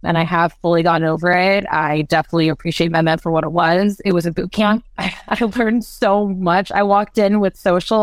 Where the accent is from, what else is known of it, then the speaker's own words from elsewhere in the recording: California, United States; moved away; I come from California